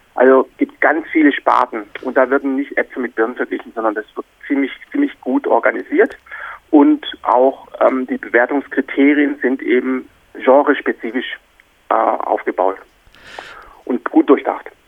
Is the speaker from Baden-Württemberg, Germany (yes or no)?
yes; Black Forest, Baden-Württemberg, Germany; ich bin in Deutschland aufgewachsen. Also bin im, im Schwarzwald geboren